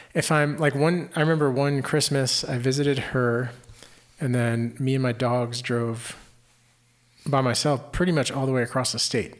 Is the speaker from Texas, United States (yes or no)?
yes; Houston, Texas, United States; I grew up in the Houston area